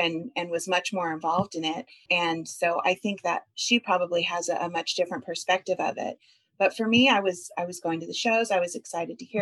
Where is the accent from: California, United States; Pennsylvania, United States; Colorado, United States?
California, United States; Long Beach; also born or lived in Orange County, California; I grew up between Orange County and Long Beach